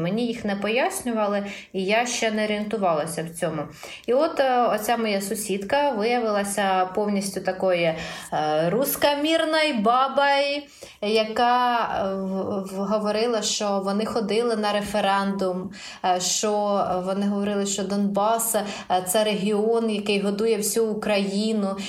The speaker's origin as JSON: {"language": "Ukrainian", "region": "Poltava Oblast", "country": "Ukraine", "moved": "as an adult", "said": "я з Полтавщини"}